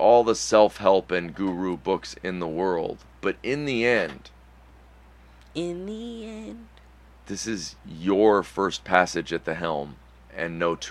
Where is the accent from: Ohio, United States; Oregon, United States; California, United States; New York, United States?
Ohio, United States; also born or lived in Michigan; I live in Ohio, and I've lived in Ohio most of my life.